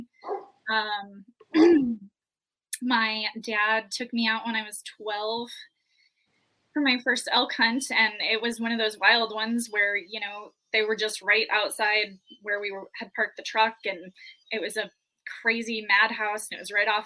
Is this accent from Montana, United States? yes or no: yes; Montana, United States; moved away as an adult; also born or lived in Wyoming; born and raised in Montana, moved to Wyoming after college with my husband. I'm a teacher back in Montana now.